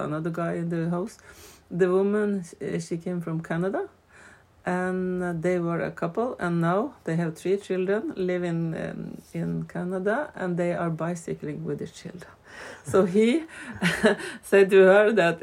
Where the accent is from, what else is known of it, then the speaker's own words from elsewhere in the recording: Vesterålen, Nordland, Norway; But I come from Vesterålen